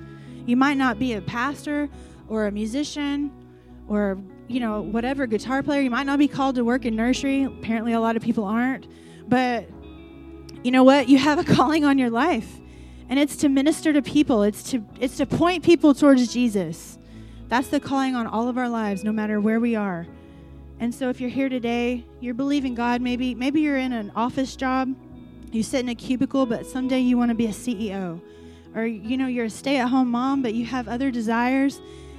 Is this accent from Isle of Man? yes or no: no; Iran; I mean, like, I'm from Iran. Do you even know where that is?